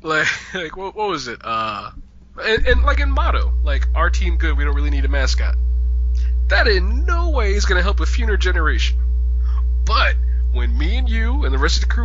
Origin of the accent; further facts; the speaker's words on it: New York, United States; as a New Yorker